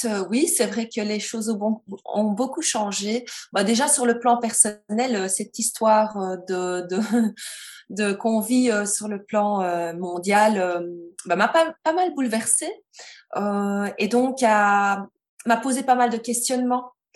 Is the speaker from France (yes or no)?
no; Belgium; je suis belge